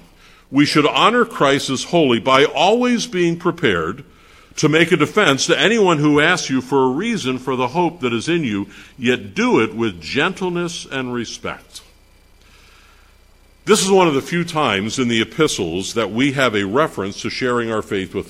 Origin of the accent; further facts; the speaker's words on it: Pennsylvania, United States; I'm from Pennsylvania